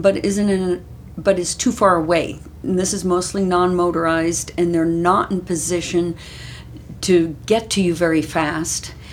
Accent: Maryland, United States; moved away as an adult; also born or lived in Oregon; now in Utah, United States; I grew up in Maryland

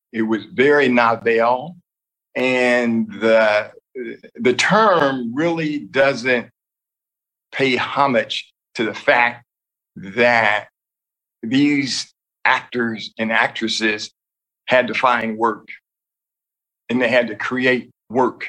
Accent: Columbus, Ohio, United States; I was growing up in Ohio, in Columbus, Ohio.

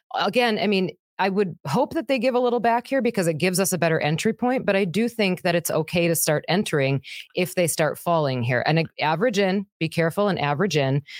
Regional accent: Wisconsin, United States; I'm from Wisconsin.

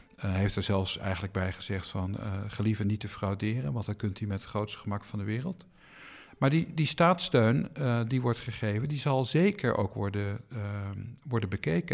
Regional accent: Eindhoven area, North Brabant, Netherlands; moved away; waar ik ben opgegroeid, het eh, Eindhovense Dagblad, het Brabants

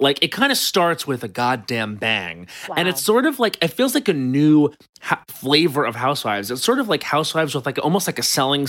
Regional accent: Long Island, New York, United States; now in Los Angeles, United States; And I'm from Long Island

